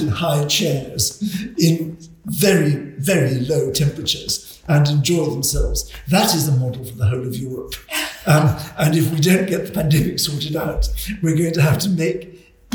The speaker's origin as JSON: {"language": "English", "region": "Scotland", "country": "United Kingdom", "moved": "as an adult", "said": "A Scot."}